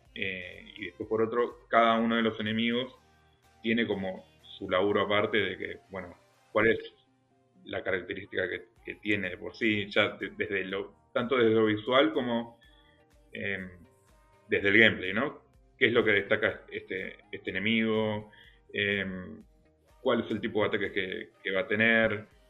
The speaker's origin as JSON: {"language": "Spanish", "country": "Argentina", "said": "nosotros, como argentinos o latinoamericanos"}